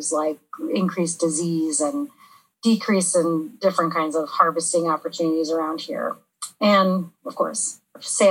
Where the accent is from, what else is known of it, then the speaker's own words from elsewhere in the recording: Santa Monica, California, United States; Santa Monica, California.